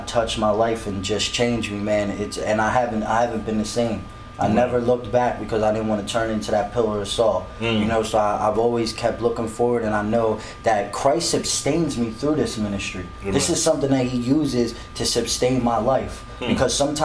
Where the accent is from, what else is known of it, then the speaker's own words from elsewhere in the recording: Philadelphia, Pennsylvania, United States; I'm actually from Philadelphia area